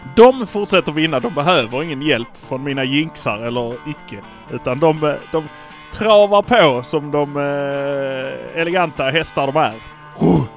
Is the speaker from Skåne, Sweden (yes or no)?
yes; Malmö, Skåne, Sweden; vi är från Malmö